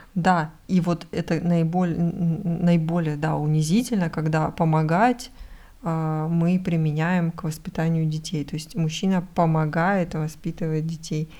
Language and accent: Russian; Russia